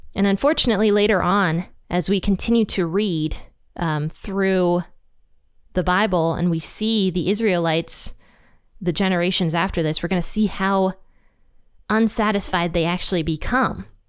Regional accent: United States; God placed us here in America. We were born here

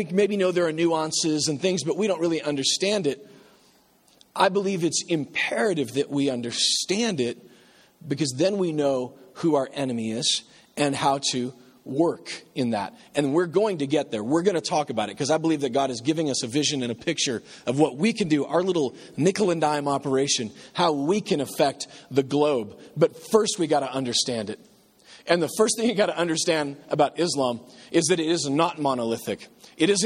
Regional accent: Nebraska, United States; I'm from Nebraska

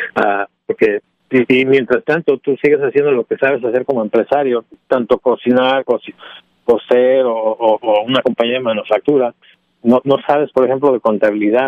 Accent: Mexico; also born or lived in Illinois; Como mexicano, como mexicano y latino

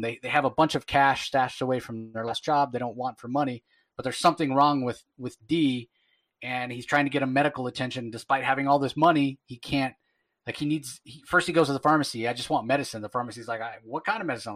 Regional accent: United States; an American

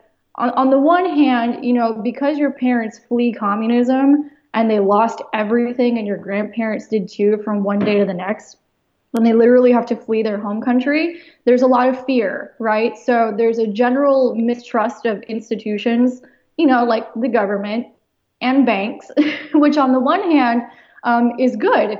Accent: United States; I was born in the United States

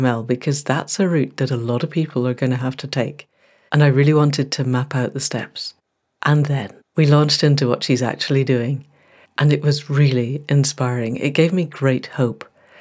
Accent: Scotland, United Kingdom; also born or lived in Newmarket; I'm being Scottish.

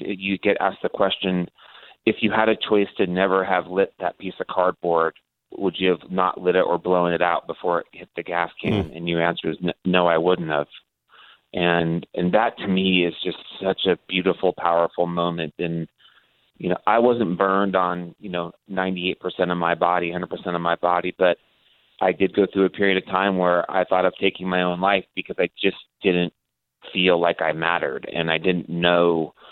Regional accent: Modesto, California, United States; moved away; also born or lived in La Jolla, San Diego, California; I grew up in the small town called Modesto, California. I was actually born in La Jolla, San Diego, but my father worked for Gallo Winery, and that moved us to Modesto

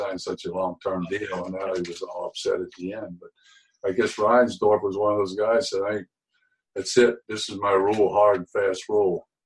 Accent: Cincinnati, Ohio, United States; that's my hometown

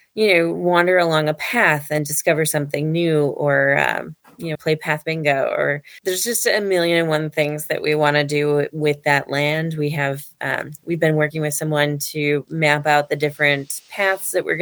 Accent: Ladysmith, Wisconsin, United States; as kids growing up in Ladysmith, Wisconsin

